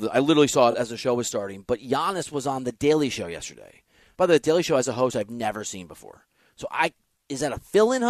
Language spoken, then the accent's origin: English; Dubuque, Iowa, United States; also born or lived in Green Bay, Wisconsin; I'm from Dubuque, Iowa, which is on the border of Wisconsin, Illinois, and Iowa.